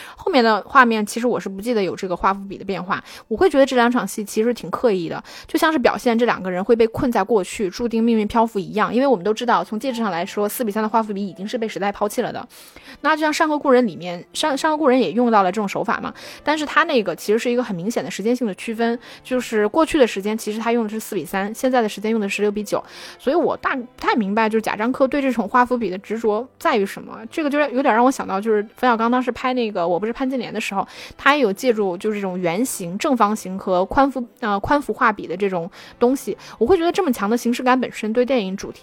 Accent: China; 我们中国人

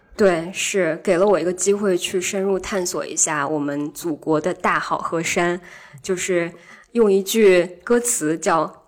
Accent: Changchun, Jilin, China; 我来自汽车城长春

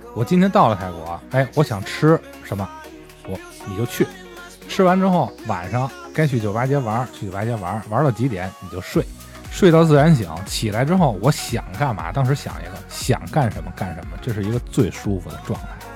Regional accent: China; 我们中国人

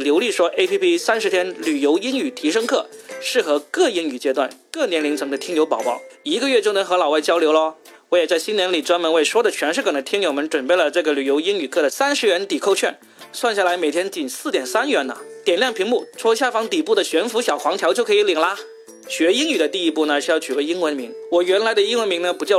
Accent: Guangdong, China; accent: Cantonese; 大家听我的口音可能听不出来我是广东人啊，但我以前的口音可是非常的广东人啊

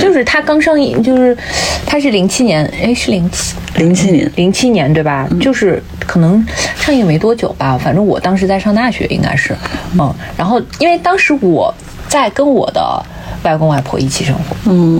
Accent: northern China, China; 我们北方，特别是像我们老家

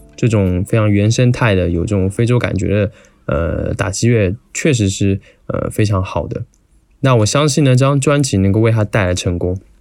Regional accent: Taiwan; 我作为一个台湾人

